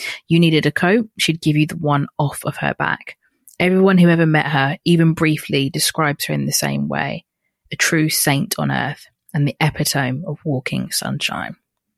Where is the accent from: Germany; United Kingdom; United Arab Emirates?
United Arab Emirates; Dubai; I grew up in Dubai, so it was not your typical white Christmas, but nevertheless, it was still the best time and I will always cherish it.